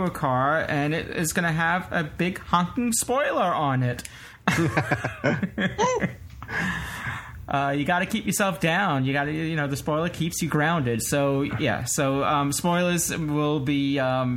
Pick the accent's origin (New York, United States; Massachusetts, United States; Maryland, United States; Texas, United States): New York, United States; New York City; as a New Yorker